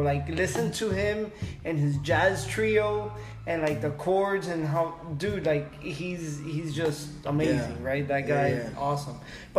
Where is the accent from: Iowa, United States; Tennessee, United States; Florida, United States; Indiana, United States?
Florida, United States; Miami; because we're from Miami.